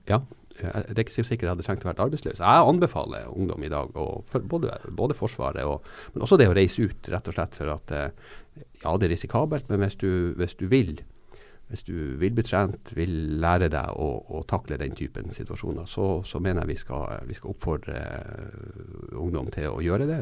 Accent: Norway; jeg er fra Norge og bor i Norge

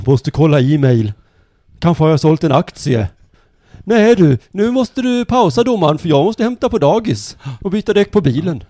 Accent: Skåne, Sweden; vi skåningar

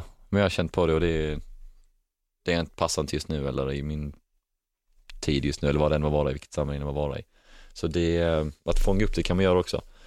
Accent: Helsingborg, Skåne, Sweden; moved away; när jag är i Helsingborg, för då är det min hemstad

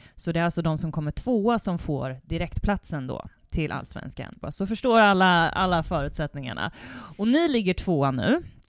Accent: Värmland, Sweden; vi är också från Värmland

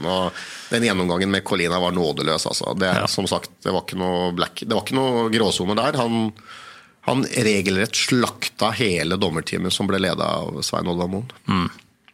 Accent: Norway; vi kom fra Norge

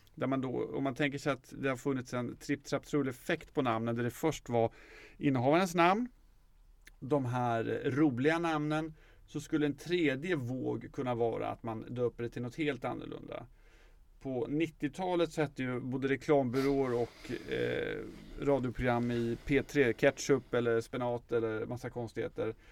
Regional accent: Motala, Östergötland, Sweden; Jag är ju från Motala

